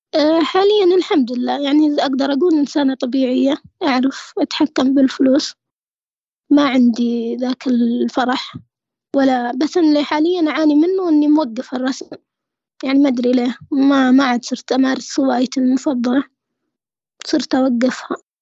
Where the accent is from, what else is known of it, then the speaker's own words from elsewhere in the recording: Saudi Arabia; عندنا في السعودية